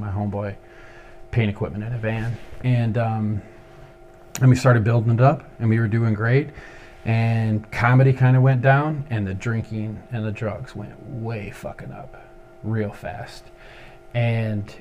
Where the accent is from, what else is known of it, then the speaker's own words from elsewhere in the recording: Ypsilanti, Michigan, United States; also born or lived in Ann Arbor, Michigan; I'm originally from Ypsilanti, Michigan, and I spent a lot of time in Ypsi and Ann Arbor